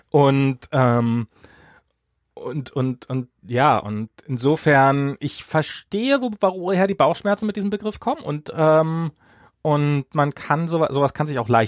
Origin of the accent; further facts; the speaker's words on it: Dubna, Moscow Oblast, Russia; also born or lived in California, United States; Und, ähm, und Dubna, also dieses Kaff in Russland, wo ich äh, als Kind gelebt habe, ist definitiv auch, also so auch Teil meiner Heimat.